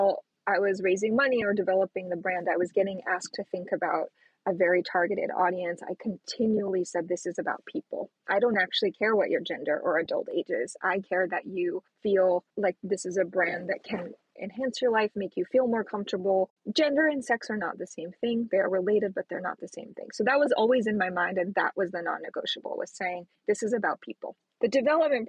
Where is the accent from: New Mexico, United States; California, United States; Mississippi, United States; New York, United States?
New Mexico, United States; I was born in New Mexico